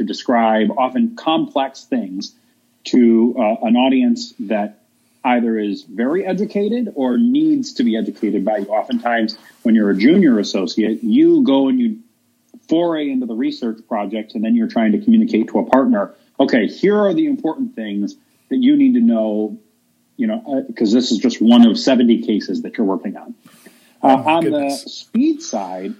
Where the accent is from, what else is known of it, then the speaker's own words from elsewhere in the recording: Cleveland, Ohio, United States; I'm from Cleveland, Ohio, originally.